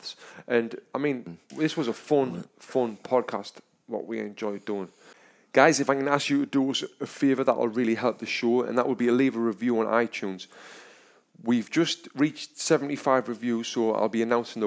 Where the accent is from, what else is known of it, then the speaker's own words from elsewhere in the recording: England, United Kingdom; now in United States; I'm from England